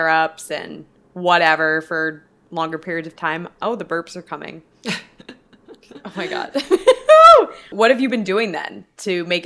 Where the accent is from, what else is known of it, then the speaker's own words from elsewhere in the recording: United States; the United States